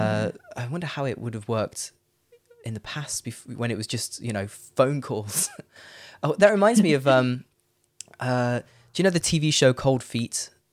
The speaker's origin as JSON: {"language": "English", "town": "Leicester", "region": "East Midlands", "country": "United Kingdom", "also_born_or_lived": "Netherlands / London / Phnom Penh, Cambodia / Paris, France", "moved": "as an adult", "lives_now": "Frankfurt, Germany", "said": "I'm from Leicester"}